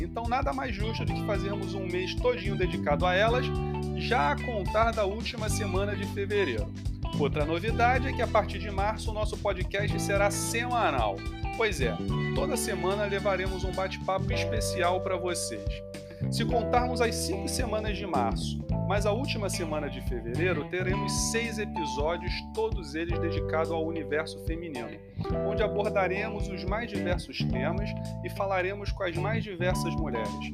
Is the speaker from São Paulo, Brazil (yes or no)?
no; Rio de Janeiro, Brazil; minha família também é mineira, apesar de eu ser carioca